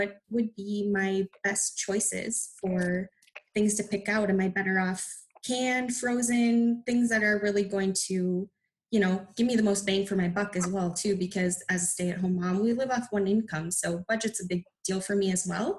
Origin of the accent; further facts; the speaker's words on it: Minnesota, United States; moved away as an adult; now in Nebraska, United States; I'm actually born and raised in Minnesota, and we moved to Nebraska probably about 5 years ago